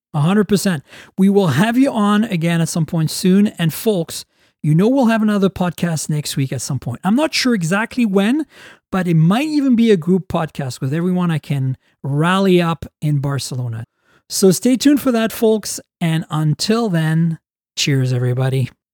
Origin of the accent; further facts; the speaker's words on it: Canada; As a Canadian